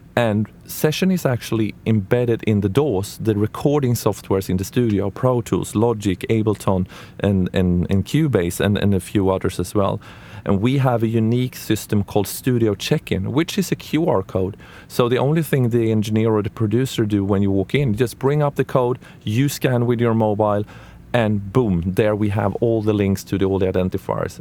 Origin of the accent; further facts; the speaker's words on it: Sweden; I'm from Sweden